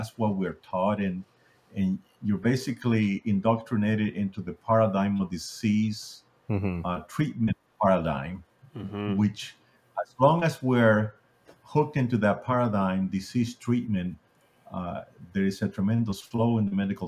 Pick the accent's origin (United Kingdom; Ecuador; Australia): Ecuador; now in United States; I grew up in Ecuador, South America, and like many people down there, we're a third world country